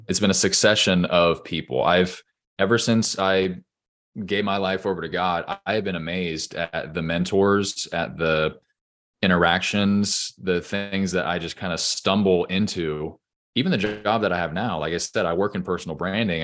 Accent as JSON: {"language": "English", "area": "Orange County", "region": "California", "country": "United States", "tie": "born or raised there", "also_born_or_lived": "Los Angeles, California", "moved": "as an adult", "lives_now": "Nashville, United States", "said": "I obviously live in Nashville, Tennessee today, but I grew up in Orange County, California"}